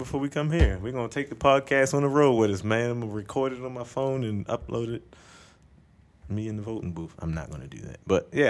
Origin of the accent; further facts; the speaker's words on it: United States; I'm American, I'm Americanized